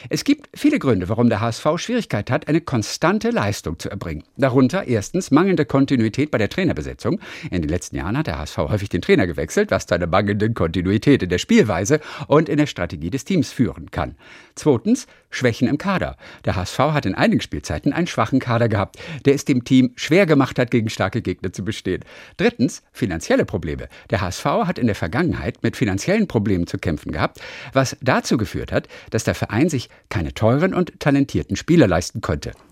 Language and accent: German; Darmstadt, Hesse, Germany; Ich bin ja in Darmstadt geboren.